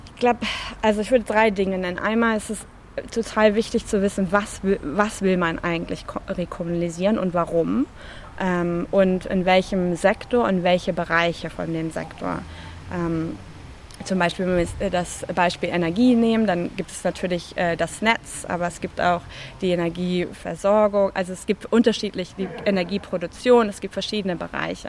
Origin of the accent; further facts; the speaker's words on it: Germany; now in London, United Kingdom; Ich bin natürlich auch Deutsche, hört man mir wahrscheinlich auch an.